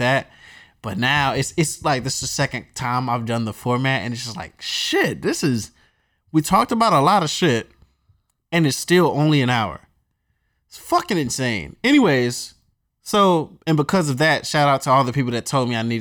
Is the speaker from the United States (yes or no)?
yes; North Carolina, United States; moved away; I'm from North Carolina